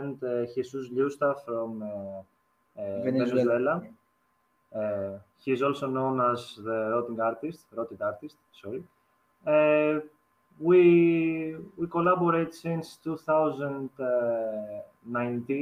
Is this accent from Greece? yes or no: yes; Greece; we are from Greece